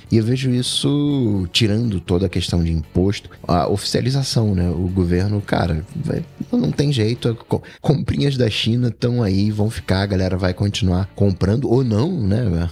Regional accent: Rio de Janeiro, Brazil; Tijuca, né? O, bairro também onde eu nasci

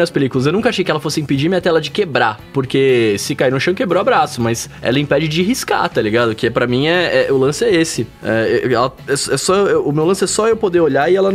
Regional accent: Brazil; nós somos brasileiros

